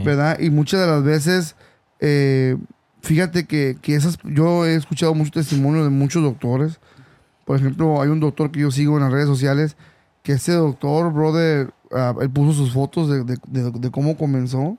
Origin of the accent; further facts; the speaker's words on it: Mexico; now in California, United States; yo soy originario de México